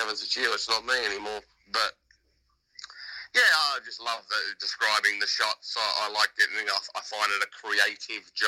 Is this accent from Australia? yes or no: yes; Australia; now in United Kingdom; As an Australian